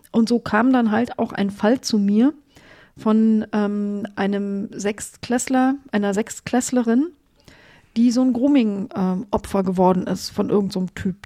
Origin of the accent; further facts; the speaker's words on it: Germany; ich komme ja aus der DDR. Als die Mauer gefallen ist, war ich 21.